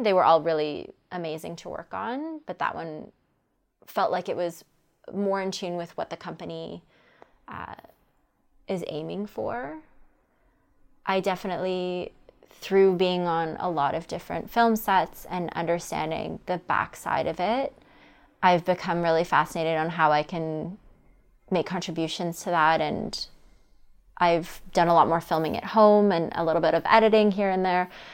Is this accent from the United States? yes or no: no; Toronto, Ontario, Canada; I'm from Toronto.